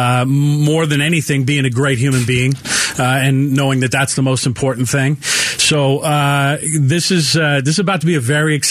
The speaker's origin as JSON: {"language": "English", "area": "Bay Area", "region": "California", "country": "United States", "tie": "born or raised there", "moved": "yes", "said": "I have a lot of friends that I grew up with back in the Bay Area"}